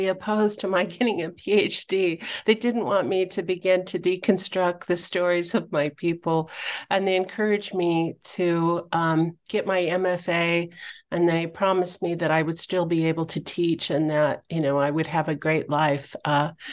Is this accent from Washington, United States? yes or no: yes; Spokane, Washington, United States; moved away as an adult; also born or lived in Flathead Reservation, Montana; I grew up in Spokane, Washington, and I moved to the Flathead Reservation when I was 18 years old